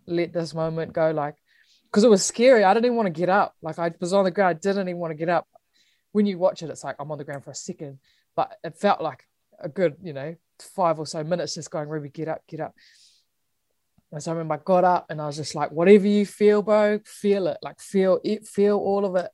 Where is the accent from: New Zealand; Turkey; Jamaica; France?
New Zealand; being a Kiwi